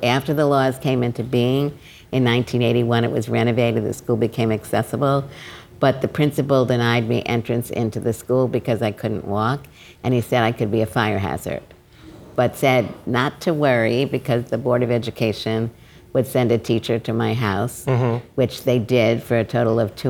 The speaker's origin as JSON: {"language": "English", "town": "New York City", "region": "New York", "country": "United States", "tie": "born or raised there", "said": "I grew up in Brooklyn"}